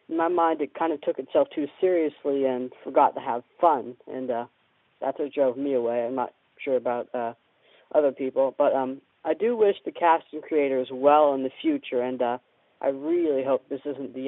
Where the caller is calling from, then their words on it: Florida, United States; Hey, guys. … from Florida, and I'm calling about the recent cancellation of SGU.